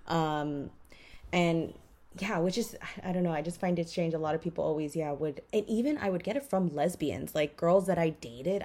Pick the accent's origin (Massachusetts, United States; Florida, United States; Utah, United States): Florida, United States; Miami; I grew up in Miami.